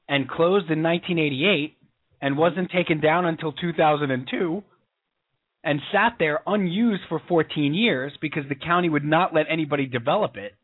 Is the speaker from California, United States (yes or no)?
no; Long Island, New York, United States; growing up on Long Island as we did